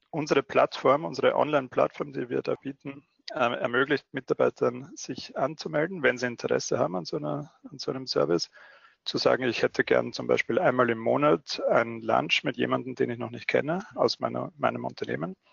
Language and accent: German; Austria; Man hört es noch leicht in meiner Stimme. Ich bin äh, Österreicher. Ich wohne in Wien und betreibe unser Wiener Büro, habe aber auch vier Jahre lang in Deutschland gearbeitet, weshalb sich alles ein bisschen vermischt hat schon.